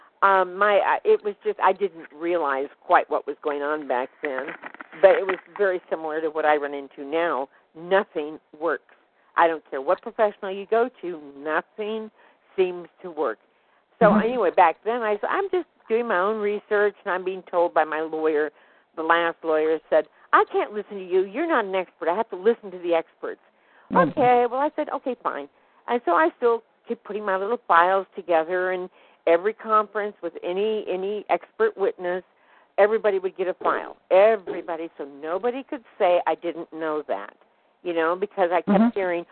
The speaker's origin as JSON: {"language": "English", "town": "San Gabriel", "region": "California", "country": "United States", "tie": "born or raised there", "said": "I was born in San Gabriel"}